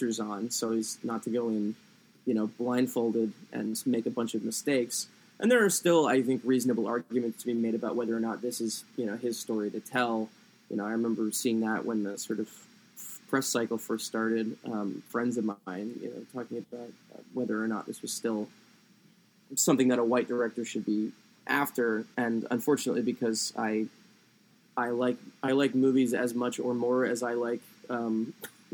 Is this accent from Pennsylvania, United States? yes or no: yes; Doylestown, Pennsylvania, United States; now in Massachusetts, United States; I grew up in Doylestown, Pennsylvania. I'm currently in Massachusetts